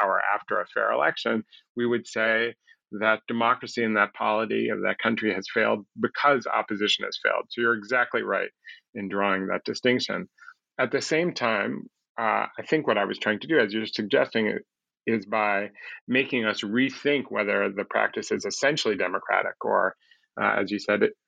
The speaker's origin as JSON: {"language": "English", "town": "Chicago", "region": "Illinois", "country": "United States", "tie": "born or raised there", "said": "people like the people I grew up with in Chicago"}